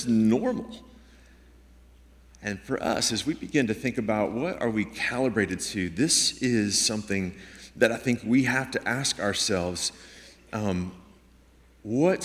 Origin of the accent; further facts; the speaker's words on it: Houston, Texas, United States; moved away as an adult; now in Washington State, United States; I grew up in Houston